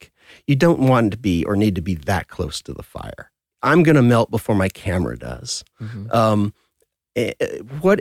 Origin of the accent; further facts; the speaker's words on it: Southern California, United States; I was born and raised in Southern California.